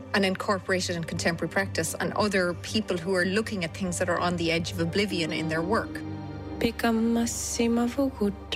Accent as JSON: {"language": "English", "town": "Cork", "region": "Munster", "country": "Ireland", "tie": "born or raised there", "said": "I grew up in Mayfield and Cork"}